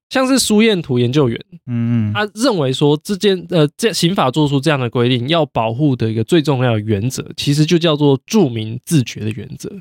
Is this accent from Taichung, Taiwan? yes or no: yes; Taichung, Taiwan; moved away as an adult; also born or lived in Taipei; now in New Taipei, Taiwan; 我可能虽然是台中人，但我上来台北念书，然后一直到工作，我一直都在外县市